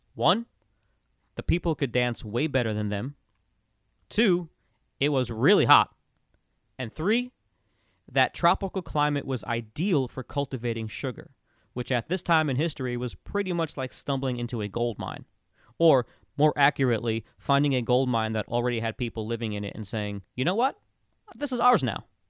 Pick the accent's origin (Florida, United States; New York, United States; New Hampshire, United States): Florida, United States; East Coast of; growing up near the East Coast of Florida